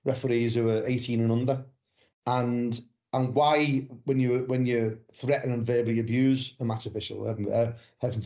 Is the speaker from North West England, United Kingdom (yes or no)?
yes; Liverpool, North West England, United Kingdom; moved away as an adult; now in West Country, United Kingdom; I was born and bred in Anfield, but I moved down to the south, in the West Country, 33 years ago. So I've been down here longer than I lived in Liverpool.